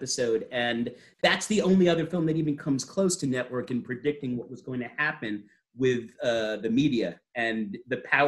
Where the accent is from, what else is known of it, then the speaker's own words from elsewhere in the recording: New York City, New York, United States; I'm from Staten Island